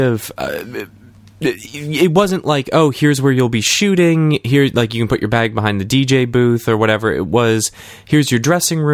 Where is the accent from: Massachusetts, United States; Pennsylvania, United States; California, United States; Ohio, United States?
Massachusetts, United States; Lowell; my hometown